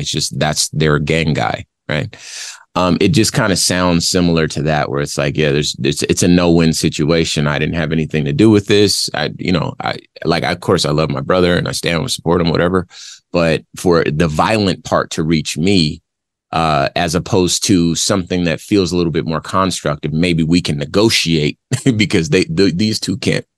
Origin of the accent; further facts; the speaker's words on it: Compton, California, United States; I'm from Compton, California, and, you know, I was born in the 80s. So there was a lot of gang activity and culture around when I was growing up